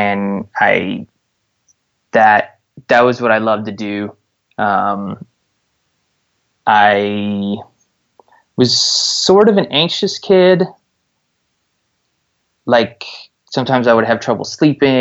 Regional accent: Park Ridge, Illinois, United States; I grew up in Park Ridge, Illinois, which is a suburb right outside of Chicago

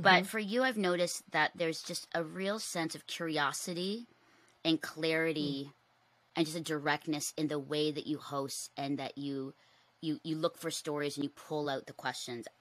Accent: Philippines; me being Filipino

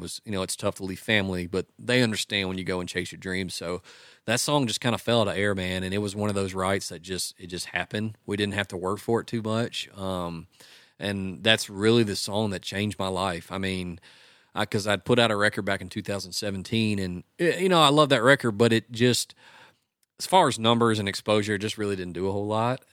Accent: West Monroe, Louisiana, United States; now in Nashville, United States; I grew up in West Monroe, which is across the river.

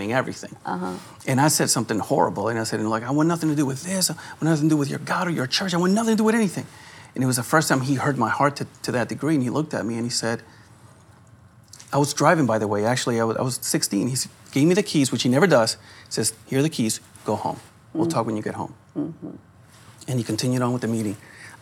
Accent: Louisiana, United States; we're from Louisiana

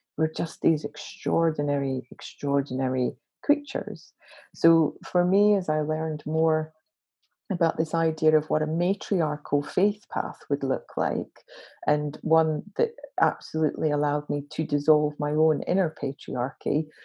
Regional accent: Glasgow, Scotland, United Kingdom; I'm a Glaswegian, grew up in Glasgow

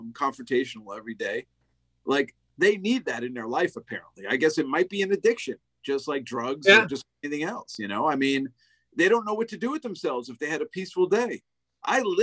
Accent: United States; I'm an American

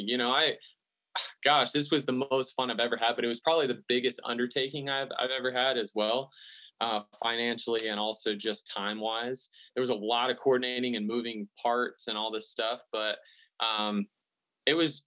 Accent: the South, United States; I'm from the South, like country has just definitely always been a part of my upbringing

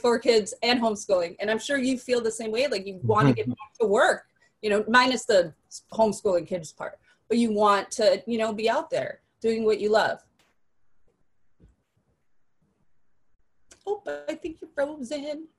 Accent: San Francisco, California, United States; also born or lived in Mexico / Modesto, California; I was born in Mexico, grew up in San Francisco, but then moved to Modesto

